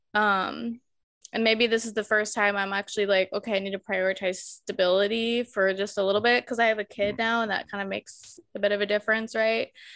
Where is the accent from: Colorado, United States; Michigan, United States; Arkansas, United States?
Colorado, United States; Colorado Springs; moved away as an adult; also born or lived in England; now in Glasgow, United Kingdom; we ended up moving back home to my hometown, Colorado Springs